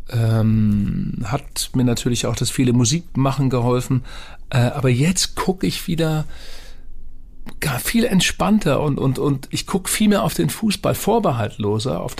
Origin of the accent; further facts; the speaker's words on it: Bremen, Germany; Als Bremer hatte ich mit dem HSV sowieso nie so eine enge Beziehung